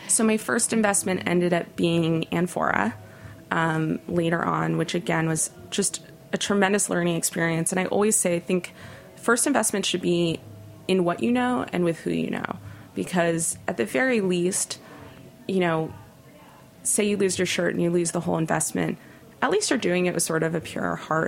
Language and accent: English; Los Angeles, California, United States; now in New York, United States; LA has emerged as such an interesting food city, but growing up, that was not the case. And I credit Nancy hugely for putting my hometown on the map